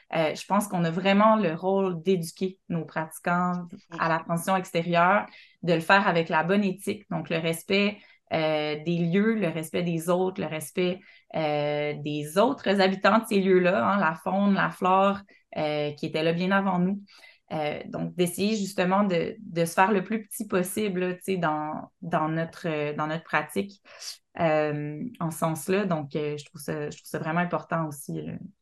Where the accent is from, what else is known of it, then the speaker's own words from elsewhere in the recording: Montreal, Quebec, Canada; now in Côte-Nord, Canada; je suis Montréalais